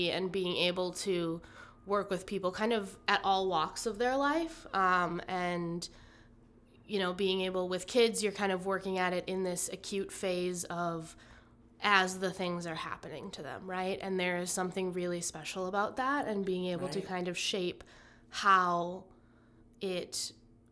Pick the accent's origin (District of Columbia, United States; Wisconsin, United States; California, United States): Wisconsin, United States; Merrill; moved away as an adult; now in Oshkosh, United States; I was born in Oshkosh, but then when I was 6 or 7, moved up to Merrill, which is up north of Wausau. And went there through, or lived there through high school